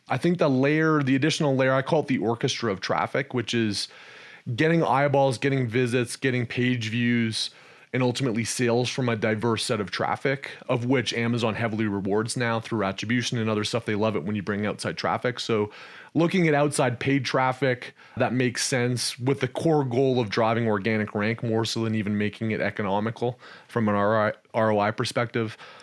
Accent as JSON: {"language": "English", "country": "Canada", "tie": "born or raised there", "also_born_or_lived": "Texas, United States", "moved": "as an adult", "said": "I was born and raised in Canada, spent some time in the energy space there. Then I moved down to Texas, where I spent north of a decade in Texas"}